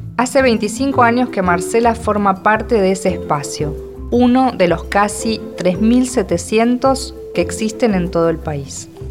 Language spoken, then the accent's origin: Spanish; Argentina; soy argentina y escritora.